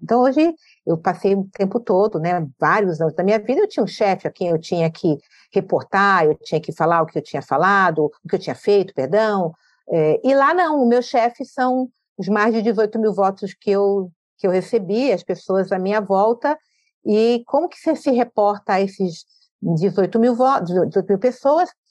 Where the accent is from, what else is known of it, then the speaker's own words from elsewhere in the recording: Rio de Janeiro, Brazil; now in São Paulo, Brazil; sou do Rio